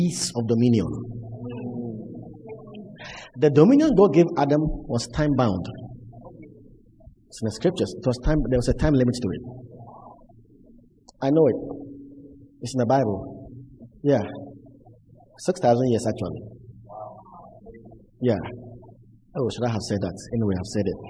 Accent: Cape Coast, Central Region, Ghana; The church I grew up in Cape Coast

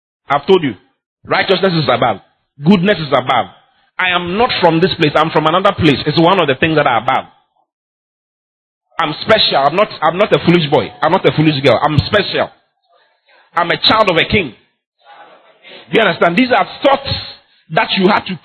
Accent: Ghana; I'm a Ghanaian

